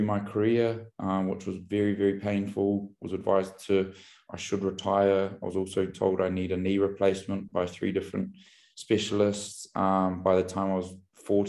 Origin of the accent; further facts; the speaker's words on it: Auckland, New Zealand; also born or lived in Kaitaia, New Zealand; now in London, United Kingdom; I grew up in New Zealand. I was born in the far north of New Zealand, a little tiny town called Kaitaia, and then I grew up in Auckland, which was the biggest city